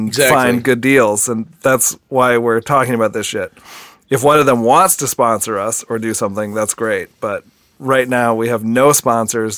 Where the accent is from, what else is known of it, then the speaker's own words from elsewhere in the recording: DeForest, Wisconsin, United States; DeForest, Wisconsin, which is the small town that I grew up